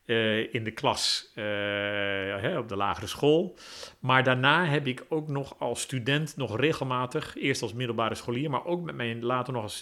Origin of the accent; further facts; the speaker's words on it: Netherlands; ik ben een Nederlander, dus ik zal een zekere stijl van opereren hebben.